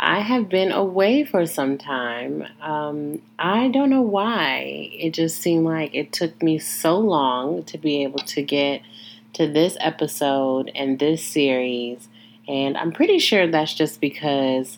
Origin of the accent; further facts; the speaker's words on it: Joliet, Illinois, United States; I was born in Joliet, Illinois, born and raised